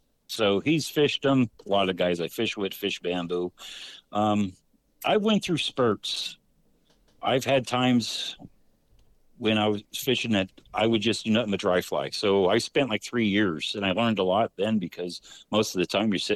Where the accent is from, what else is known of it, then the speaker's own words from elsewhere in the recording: Central Pennsylvania, United States; I'm from Central PA, from an old coal town